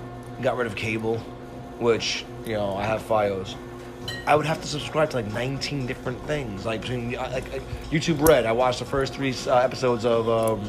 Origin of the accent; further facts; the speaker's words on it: New York City, New York, United States; I'm from Brooklyn.